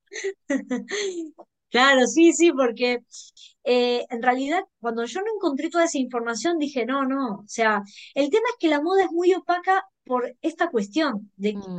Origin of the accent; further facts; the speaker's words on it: Bahía Blanca, Buenos Aires Province, Argentina; en un pueblo chico, como yo soy de Bahía Blanca